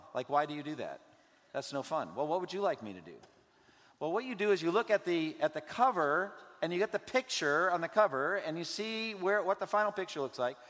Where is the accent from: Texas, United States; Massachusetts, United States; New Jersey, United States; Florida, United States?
Massachusetts, United States; from Massachusetts, my home state